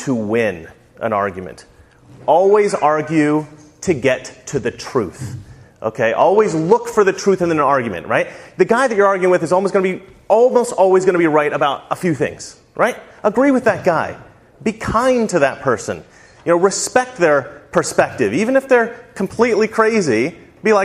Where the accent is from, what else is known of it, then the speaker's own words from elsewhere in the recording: Salem, Oregon, United States; now in Los Angeles, United States; I grew up right here in Salem, Oregon